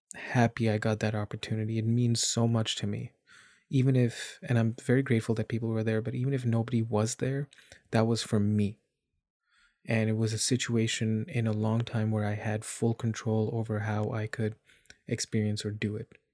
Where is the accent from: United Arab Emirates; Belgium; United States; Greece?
United Arab Emirates; Dubai; moved away as an adult; also born or lived in India; now in Canada; I was born in India. I grew up in Dubai, and I've lived in Canada for a good chunk of my adulthood.